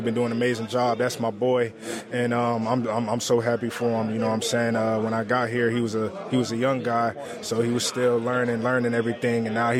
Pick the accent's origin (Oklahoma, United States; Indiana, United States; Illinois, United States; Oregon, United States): Illinois, United States; Chicago; My parents, they're from Africa. They're from Liberia, but I grew up in Chicago.